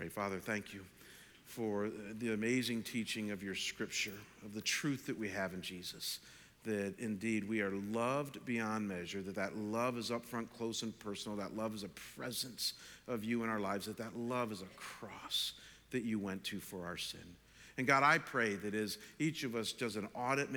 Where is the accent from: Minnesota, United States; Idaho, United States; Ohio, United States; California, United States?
Ohio, United States; Chagrin Falls; now in Arizona, United States; Chagrin Falls, my hometown